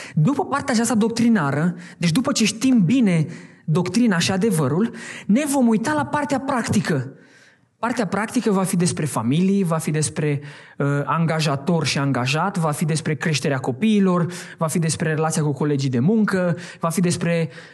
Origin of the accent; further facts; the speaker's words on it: Hațeg, Hunedoara County, Romania; also born or lived in Oradea; Din deci Hunedoara. Nu poți să zic Hațeg, că nu știe nimeni de Hațeg. Hunedoara.